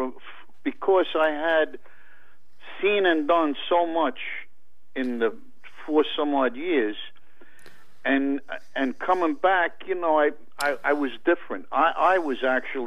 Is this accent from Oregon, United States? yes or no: no; New York City, New York, United States; I was born in 1941 in Brooklyn, and I lived in the same apartment as my grandparents with my mother and father